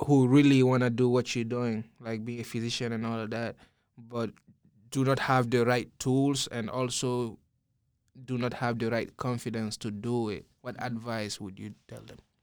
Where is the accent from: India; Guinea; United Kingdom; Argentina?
Guinea; now in United States; I grew up in Guinea, then I came to the U S.